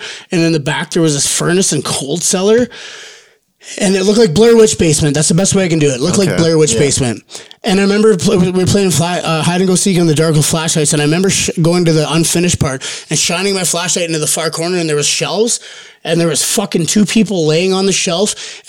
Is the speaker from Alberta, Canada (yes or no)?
yes; Olds, Alberta, Canada; Olds, okay. Alberta.